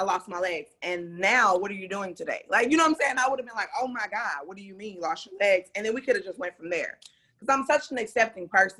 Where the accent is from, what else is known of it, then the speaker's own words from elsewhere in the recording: Dallas, Texas, United States; moved away as an adult; also born or lived in Arkansas / Kansas; now in Los Angeles, United States; I'm from Dallas. Yeah, I'm from Dallas. I mean, I was born in Arkansas